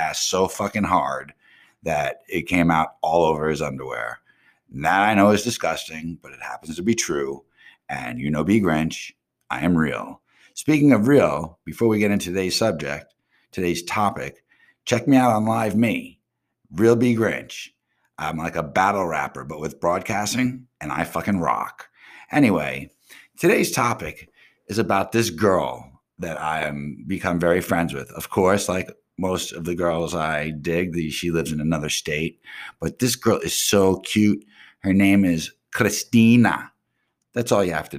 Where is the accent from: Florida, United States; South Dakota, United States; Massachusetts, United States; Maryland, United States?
Florida, United States; Pompano Beach; also born or lived in Coral Springs, Florida; I'm really from Pompano Beach